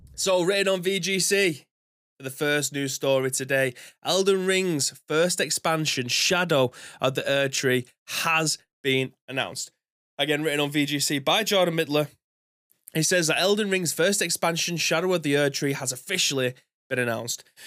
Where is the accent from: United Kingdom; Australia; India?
United Kingdom; England; being an Englishman